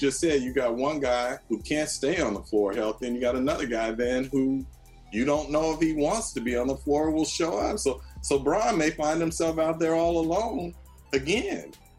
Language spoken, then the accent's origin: English; San Francisco, California, United States; I grew up in the Bay Area, born in San Francisco